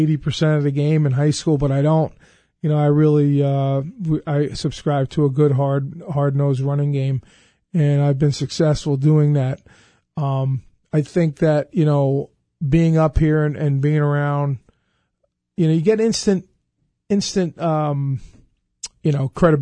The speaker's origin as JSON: {"language": "English", "region": "New York", "country": "United States", "said": "I'm from Long Island, and just love being in the Capital Region."}